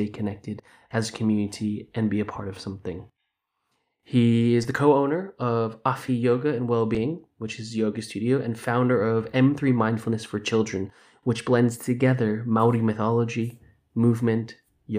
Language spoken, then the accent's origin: English; Los Angeles, California, United States; also born or lived in Wellington, New Zealand; now in London, United Kingdom; Even though I grew up in Los Angeles, I was raised in a Kiwi household